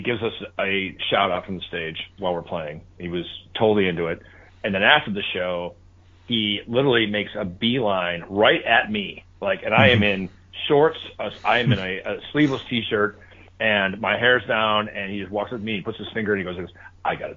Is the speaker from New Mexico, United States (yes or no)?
no; Chicago, Illinois, United States; I'm from Chicago, Illinois, in the city